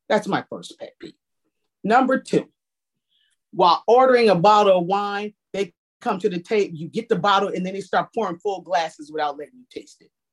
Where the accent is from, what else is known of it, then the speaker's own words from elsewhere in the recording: New Jersey, United States; now in Washington, DC, United States; I'm from New Jersey originally